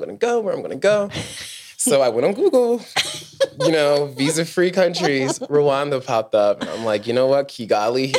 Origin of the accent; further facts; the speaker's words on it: United States; moved away as an adult; growing up in the States, like being Black